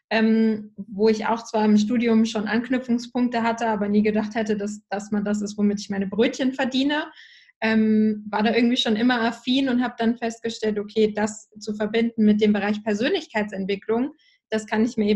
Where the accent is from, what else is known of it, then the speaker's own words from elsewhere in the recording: Hamburg, Germany; Ich bin tatsächlich in Hamburg aufgewachsen, also quasi bei euch um die Ecke witzigerweise